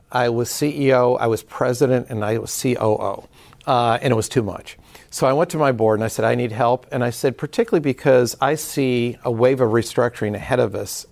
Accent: Detroit, Michigan, United States

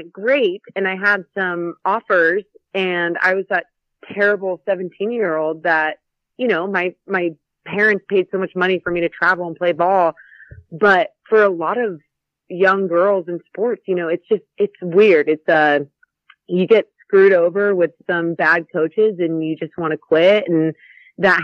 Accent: Roseville, California, United States; I grew up in the Burbs, the Roseville area, but, you know, it's close to Sacramento

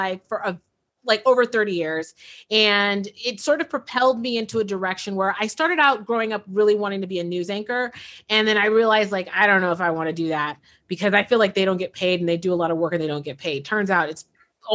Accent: San Francisco, California, United States; I was born and raised in San Francisco, born in 1980

